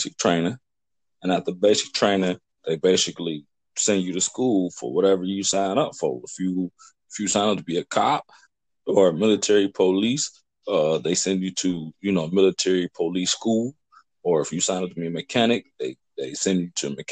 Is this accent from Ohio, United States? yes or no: yes; Cincinnati, Ohio, United States; moved away as an adult; growing up in Cincinnati was kind of rough